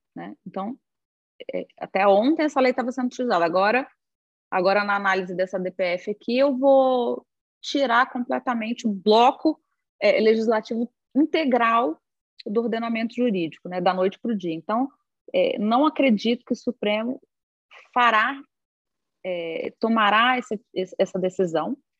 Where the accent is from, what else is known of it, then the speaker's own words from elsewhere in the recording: Brazil; nós como brasileiros